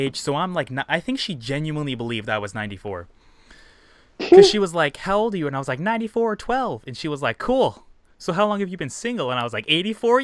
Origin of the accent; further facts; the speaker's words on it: Indiana, United States; I sent her the Indiana flag